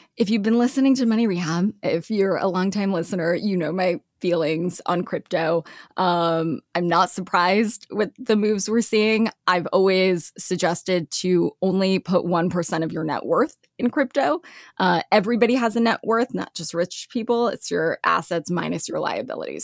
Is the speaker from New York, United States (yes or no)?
no; Los Angeles, California, United States; moved away as an adult; also born or lived in Lexington, Kentucky / Sioux Falls, South Dakota / Milwaukee; I grew up in L A.